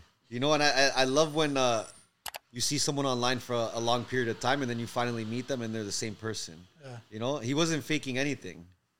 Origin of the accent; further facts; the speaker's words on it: Canada; oh, we're Canadian, we're Italian-Canadian